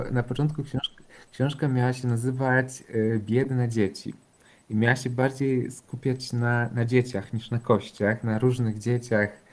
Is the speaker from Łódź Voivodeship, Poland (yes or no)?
yes; Pabianice, Łódź Voivodeship, Poland; ja też jako chłopiec dorastałem w Pabianicach